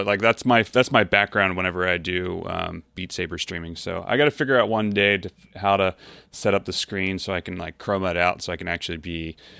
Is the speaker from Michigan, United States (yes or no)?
no; Baltimore, Maryland, United States; moved away as an adult; also born or lived in New York; now in Connecticut, United States; Now I'm from Baltimore originally, but like I moved to New York in 2010 and then bought a house 2-3 years ago, something like that, up in Connecticut.